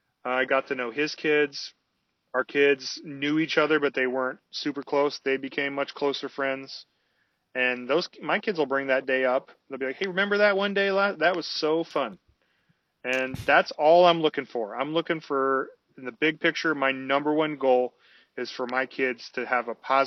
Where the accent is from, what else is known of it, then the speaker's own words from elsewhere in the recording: West Coast, United States; moved away; I saw people out on the ice and it made me very uncomfortable because I was from the West Coast